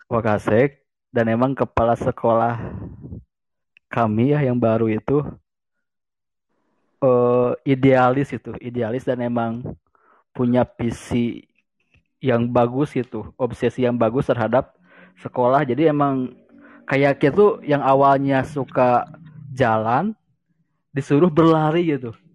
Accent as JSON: {"language": "Indonesian", "region": "West Java", "country": "Indonesia", "said": "saya orang Sunda, saya orang Sunda."}